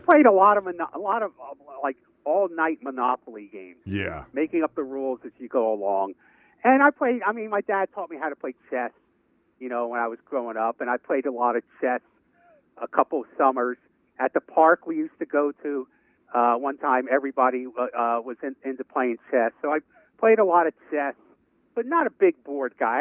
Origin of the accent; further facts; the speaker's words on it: New York City, New York, United States; moved away; a guy that I grew up with in Brooklyn